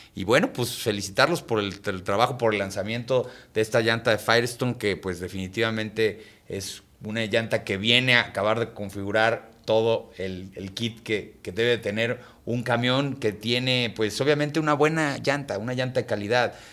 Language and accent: Spanish; Mexico